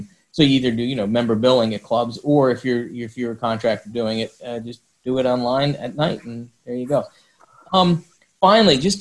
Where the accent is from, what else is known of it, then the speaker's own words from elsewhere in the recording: New York, United States; now in Florida, United States; I'm a Floridian now. I grew up in New York State